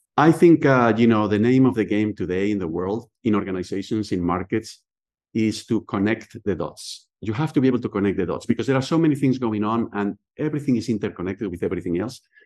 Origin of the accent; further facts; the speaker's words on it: Spain; English is a second language; moved away as an adult; now in Philadelphia, United States; I was born and raised in Spain.